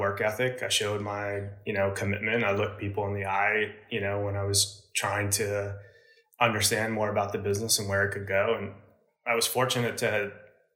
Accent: New Jersey, United States; where I grew up in New Jersey. It was pretty suburban

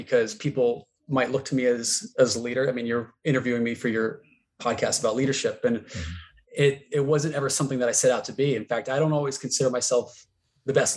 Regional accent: Connecticut, United States; moved away as an adult; also born or lived in Vermont; summers, I was back in Connecticut.

